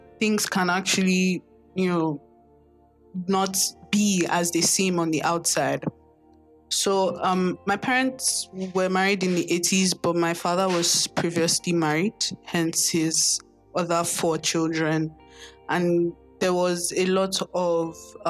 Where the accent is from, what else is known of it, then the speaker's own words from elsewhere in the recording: Lagos, Nigeria; I grew up in Lagos, Nigeria, born and bred in Lagos